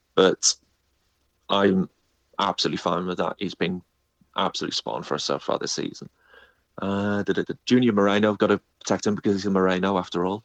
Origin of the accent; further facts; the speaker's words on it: North East England, United Kingdom; I'm originally from the Northeast, so my connection in terms of football is Millsborough